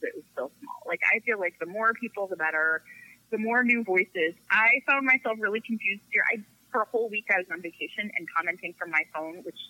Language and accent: English; Chicago, Illinois, United States; I'm from Chicago